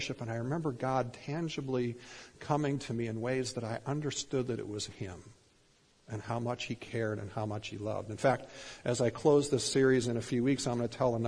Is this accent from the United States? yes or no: yes; Minnesota, United States; I was growing up in Minnesota